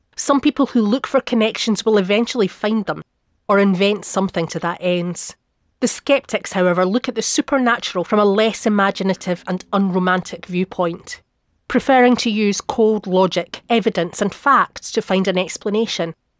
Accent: half an hour from Perth, Scotland, United Kingdom; Perth, which is only half an hour down the road from my hometown.

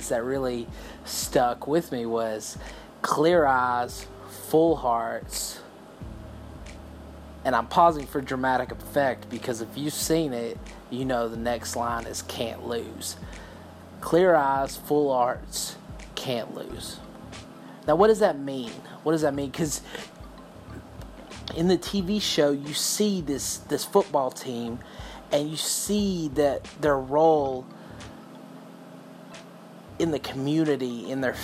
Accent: Texas, United States; I'm from Texas

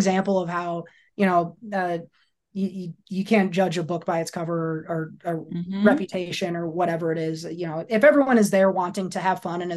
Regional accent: Iowa, United States; moved away; also born or lived in Georgia; I grew up in Iowa

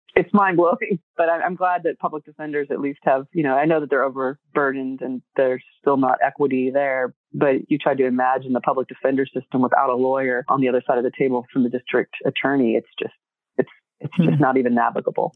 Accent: Texas, United States; moved away; also born or lived in California; growing up in Texas, really seeing the need of our communities there

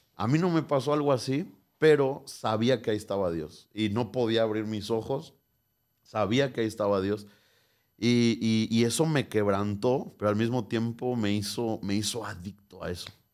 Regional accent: Morelia, Michoacán, Mexico; nací el 15 de julio de 1994 en Morelia, Michoacán

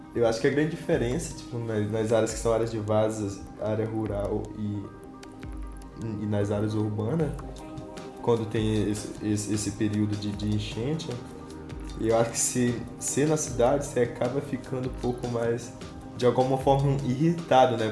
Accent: Anamã, Amazonas, Brazil; also born or lived in Manacapuru; Então, eu sou de Anamã, da cidade de Anamã. Fica uns 170 quilômetros de Manaus.

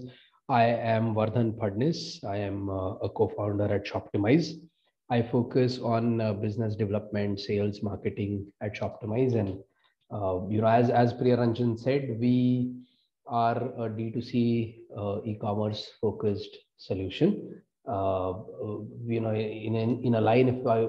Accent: Mumbai, Maharashtra, India; moved away as an adult; also born or lived in United States; So I am originally from Mumbai, born and brought up.

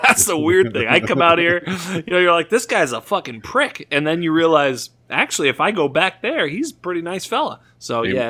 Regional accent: Boston, Massachusetts, United States; moved away; I'm from Boston.

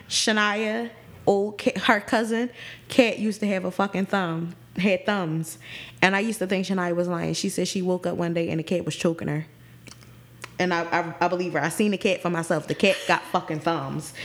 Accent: Philadelphia, Pennsylvania, United States; I'm from Philly. I'm from the city

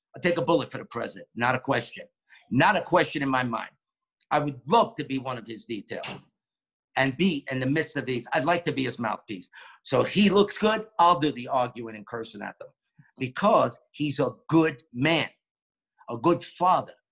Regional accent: New York, United States; now in Florida, United States; growing up in New York and being in the borough of Queens

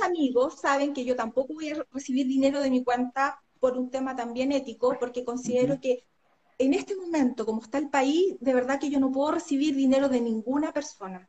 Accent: Santiago, Santiago Metropolitan Region, Chile; moved away as an adult; now in Aysén Region, Chile; Yo llegué en el año 2010 a la región de Aysén soy nacida y criada en Santiago

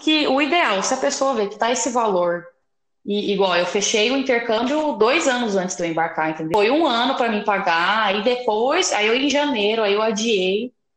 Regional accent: Guaíra, São Paulo, Brazil; eu sou de Guaíra, interior de São Paulo

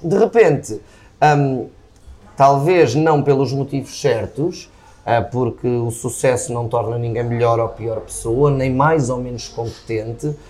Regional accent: Viseu, Centro, Portugal; also born or lived in Lisbon; eu nasci em Lisboa, a minha mãe mudou-se para Viseu quando eu tinha 6 anos

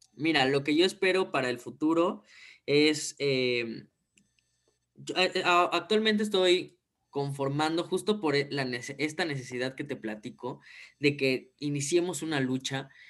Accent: Mexico; tenemos que cambiar como país, como mexicanos

